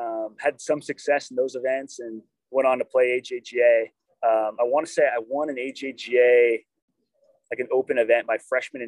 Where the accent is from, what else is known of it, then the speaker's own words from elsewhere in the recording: Danville, California, United States; So I'm from, Danville, California.